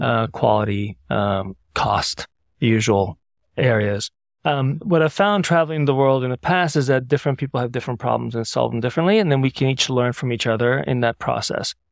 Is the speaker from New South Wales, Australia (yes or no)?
yes; Sydney, New South Wales, Australia; now in San Francisco, United States; I grew up in Sydney from nineteen seventy-three to nineteen eighty, which dates me a little bit.